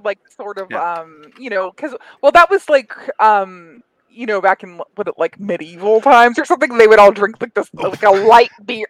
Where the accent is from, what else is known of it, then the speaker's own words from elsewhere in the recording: Colorado Springs, Colorado, United States; also born or lived in Queens, New York; now in Los Angeles, United States; I grew up in Colorado Springs, but I'm originally from Queens, New York.